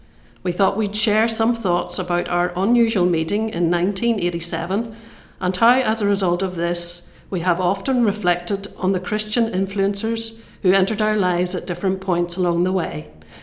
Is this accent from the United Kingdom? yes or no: yes; Ballymoney, Northern Ireland, United Kingdom; also born or lived in Newtownards; I was a girl from Ballymoney who had been offered a job in Newton Ards and was looking for a place to stay.